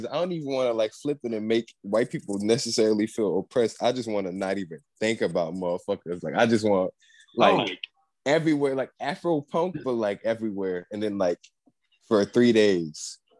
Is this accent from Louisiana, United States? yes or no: yes; Ames, Louisiana, United States; I'm not from New Orleans. I'm from this place called Ames, Louisiana, which is like nobody knows where the fuck that is, but it's in between Waggaman and Luling. It's like this small like city town type thing.